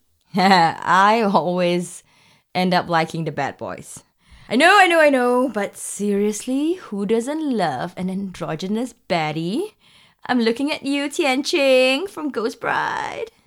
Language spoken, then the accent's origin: English; Singapore; I'm from Singapore.